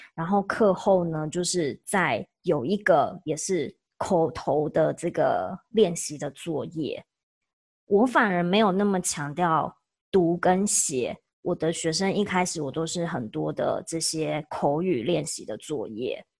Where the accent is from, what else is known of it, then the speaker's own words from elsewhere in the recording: Taiwan; now in Oregon, United States; 我是台湾人